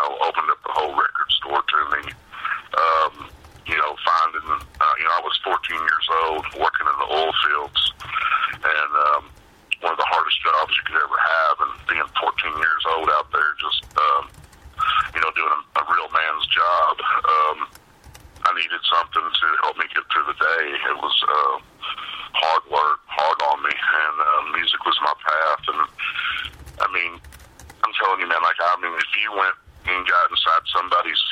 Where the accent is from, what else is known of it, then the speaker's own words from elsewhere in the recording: Tennyson, Texas, United States; my hometown, Tennyson, Texas